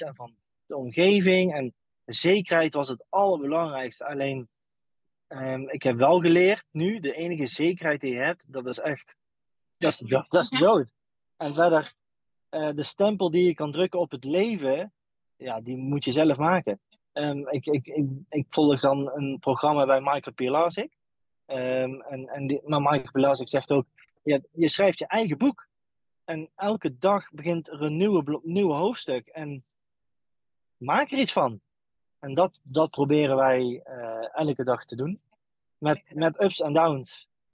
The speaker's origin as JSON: {"language": "Dutch", "town": "Eindhoven", "region": "North Brabant", "country": "Netherlands", "moved": "as an adult", "said": "wij komen dan uit Eindhoven"}